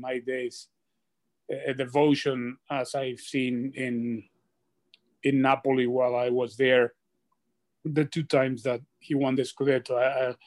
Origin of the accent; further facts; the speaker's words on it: Argentina; I said Argentina